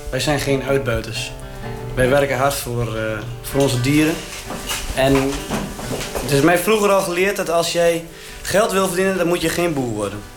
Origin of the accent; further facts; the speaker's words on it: Noord-Sleen, Drenthe, Netherlands; Ik ben eh … uh, 23 jaar en eh, ik kom uit Noordsleen.